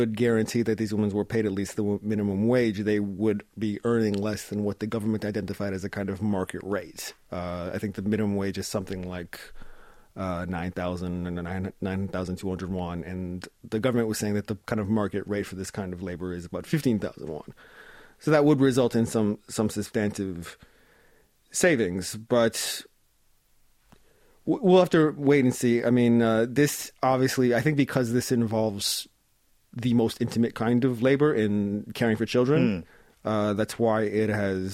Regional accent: Canada; moved away as an adult; now in South Korea; I grew up in Canada and I've spent my adulthood in Korea

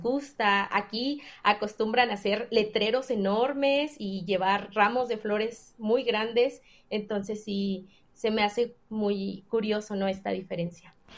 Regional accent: Mexico; nosotros como mexicanos

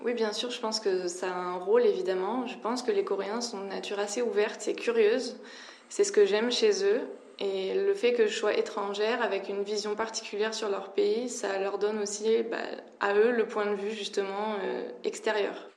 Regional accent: France; En tant que Française

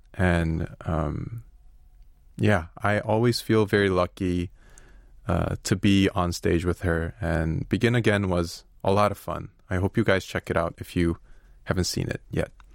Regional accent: Chicago, Illinois, United States; moved away as an adult; also born or lived in Korea; now in Seoul, South Korea; I'm actually from Chicago, uh, from the United States. I lived there pretty much my whole life, but it's been thirteen years since I've, I've come to Korea

